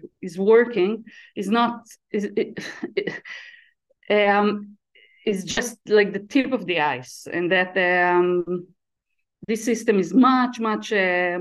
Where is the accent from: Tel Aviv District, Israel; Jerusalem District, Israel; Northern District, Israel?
Tel Aviv District, Israel; around Tel Aviv; I was born and raised around Tel Aviv in Israel